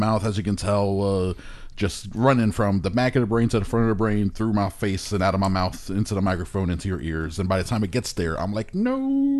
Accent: Hialeah, Florida, United States; I grew up in Hialeah.

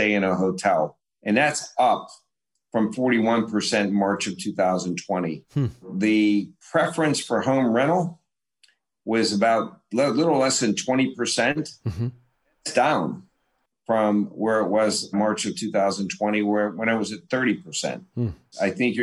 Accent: Pittsburgh, Pennsylvania, United States; I grew up in Pittsburgh

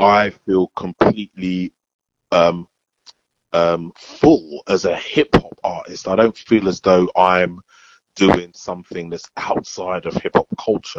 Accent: London, United Kingdom; I'm from Bow

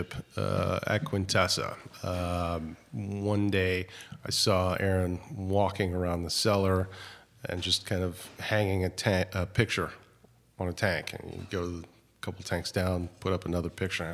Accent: Modesto, California, United States; I grew up in Modesto

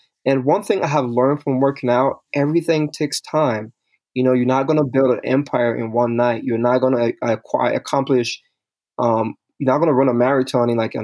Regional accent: Liberia; moved away; I'm originally from Liberia, West Africa

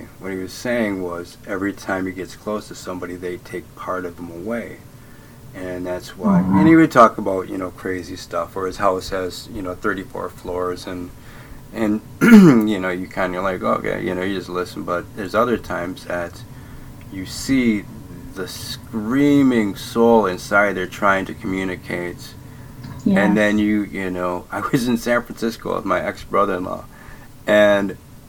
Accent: Ireland; Oh, I can make something up. I'm Irish. That's what we do.

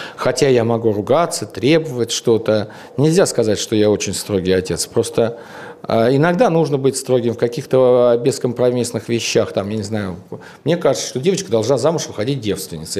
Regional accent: Tushino, Moscow, Russia; мы из Тушина

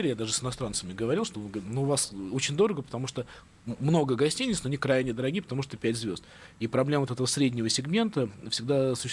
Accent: Moscow, Russia; Вот смотрите, мы, москвичи, более-менее понимаем

